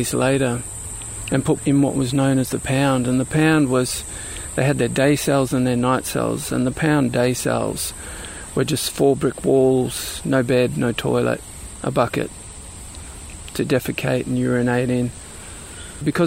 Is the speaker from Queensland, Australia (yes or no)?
yes; Brisbane, Queensland, Australia; now in Sunshine Coast, Australia; I grew up in Brisbane, which is a little bit further south and a little bit further inland.